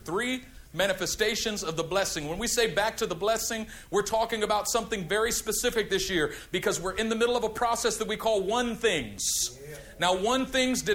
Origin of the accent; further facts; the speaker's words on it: California, United States; I'm from California